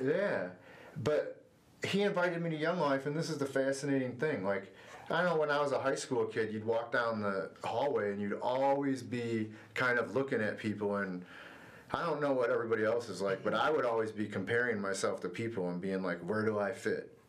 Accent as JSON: {"language": "English", "town": "Sylvania", "region": "Ohio", "country": "United States", "tie": "born or raised there", "said": "I grew up in Northwest Ohio in a small town called Sylvania, just outside of Toledo"}